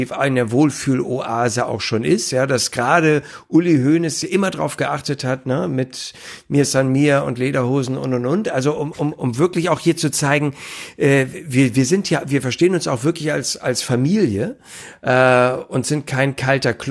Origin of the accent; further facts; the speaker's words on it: Hamburg, Germany; dass ich äh, auch als Hamburger gar nichts gegen Bayern München habe